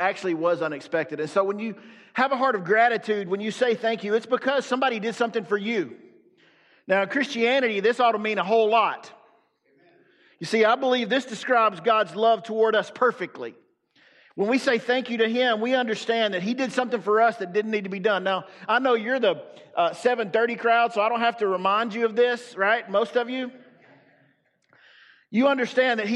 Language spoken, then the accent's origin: English; the South, United States; I'm from the South.